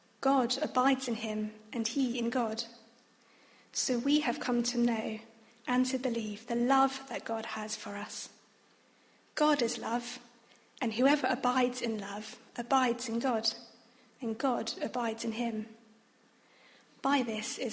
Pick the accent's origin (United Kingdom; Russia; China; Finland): United Kingdom; also born or lived in Oxford / Australia; I was born in the UK, but having both a Chinese and a Vietnamese background